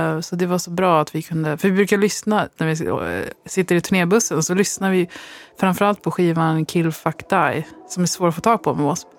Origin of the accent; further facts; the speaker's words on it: Västgötaslätten, Västra Götaland, Sweden; jag växte upp på Västgötaslätten